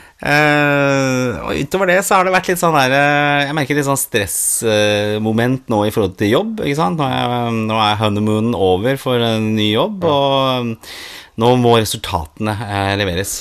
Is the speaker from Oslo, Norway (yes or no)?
yes; Oslo, Norway; når jeg vokste opp eh, Jeg bodde i blokk hjemme på Torshov